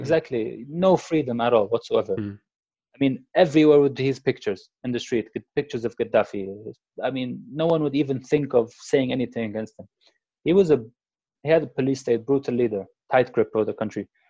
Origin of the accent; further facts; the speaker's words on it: Tripoli, Tripoli District, Libya; moved away; the revolutionaries reached Tripoli, which is my hometown.